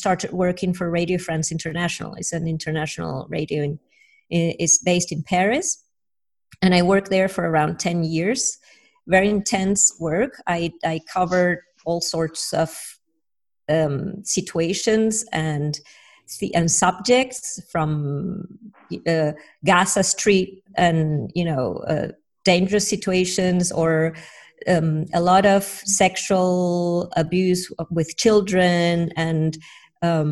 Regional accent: Caracas, Capital District, Venezuela; English is a second language; moved away as an adult; also born or lived in England; I was about to start studying journalism in Caracas, where I'm from.

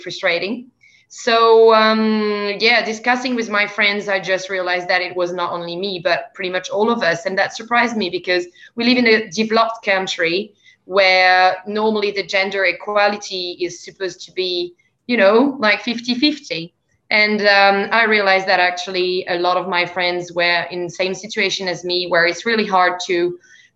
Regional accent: France; accent: French; English is a second language; moved away as an adult; also born or lived in Canada / England; now in Australia; As people may hear from my accent, I'm actually from France. I live in Australia, in the lucky country.

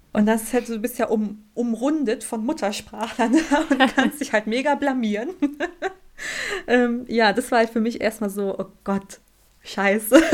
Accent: Germany; ich komme aus Deutschland

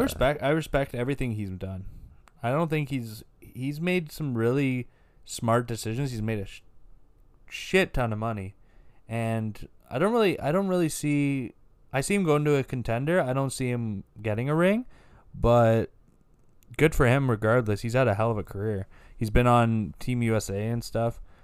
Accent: Canada; We're from Canada

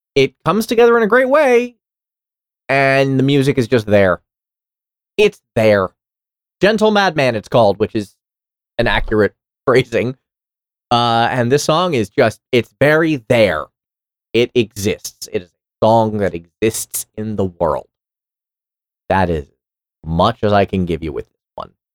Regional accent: New York City, New York, United States; I grew up in New York City, and I took the subway a lot

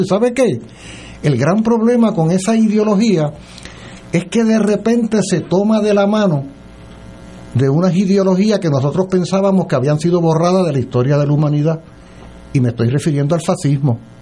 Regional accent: Puerto Rico

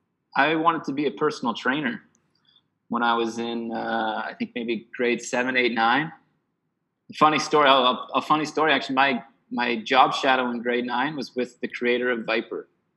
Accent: Edmonton, Alberta, Canada; moved away as an adult; also born or lived in Lethbridge, Alberta; I'm from Canada, so yeah. Southern Alberta in Lethbridge, and I was there for baseball, and I was doing a kines degree. And then at one point I went, you know what, I think I want to teach. So I just kind of stopped and moved back home to Edmonton

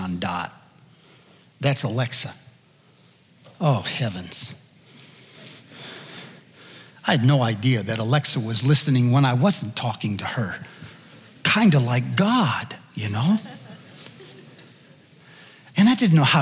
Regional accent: United States; as an American

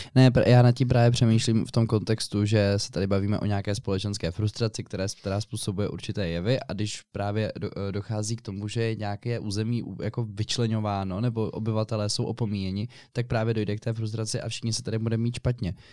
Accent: Prague, Czechia; Já jsem rodilý Pražák

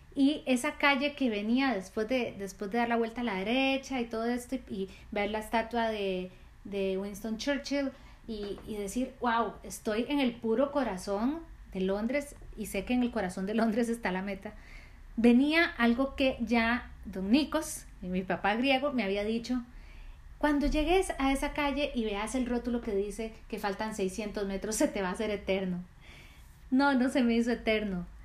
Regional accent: Costa Rica; Yo soy de Costa Rica

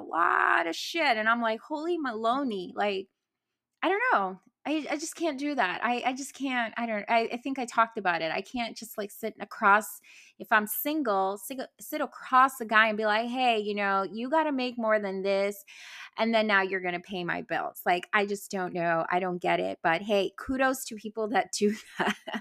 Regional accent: New York City, New York, United States; also born or lived in New Jersey; I was born in Jersey, Brooklyn girl, parents live in Boston

